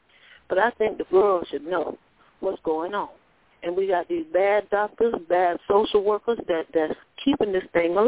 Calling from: Florida, United States

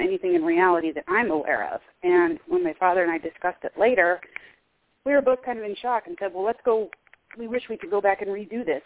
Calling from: Midwest United States, United States; I'm calling from the Midwest United States.

